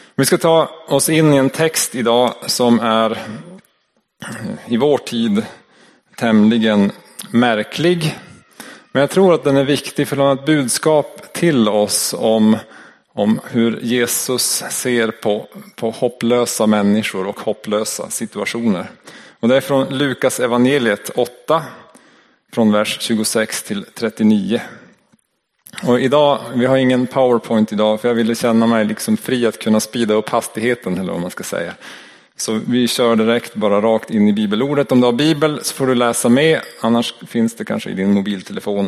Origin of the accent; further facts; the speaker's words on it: Norrland, Sweden; accent: Norrland dialect; min norrländska dialekt